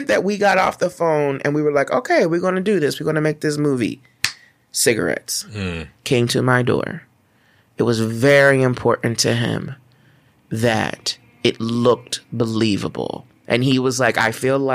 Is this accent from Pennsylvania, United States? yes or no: yes; Philadelphia, Pennsylvania, United States; moved away; also born or lived in New York; I'm from Philly